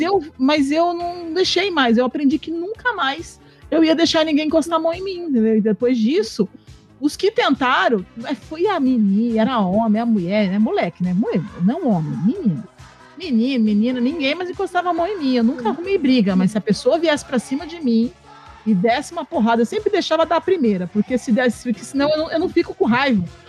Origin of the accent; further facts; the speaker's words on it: Poá, São Paulo, Brazil; no meu bairro, lá que eu cresci em Poá